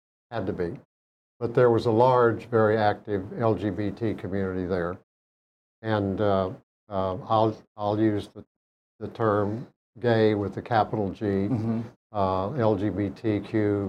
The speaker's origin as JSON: {"language": "English", "region": "Oklahoma", "country": "United States", "tie": "born or raised there", "moved": "as an adult", "said": "I'm from Oklahoma originally, grew up there, was there until I was 42 years old, and Oklahoma is the Bible, the buckle of the Bible Belt, as they call it"}